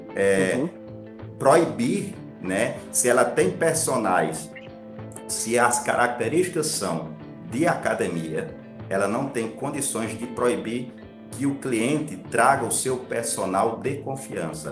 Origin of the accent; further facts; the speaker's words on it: Patos, Paraíba, Brazil; eu sou da cidade de Patos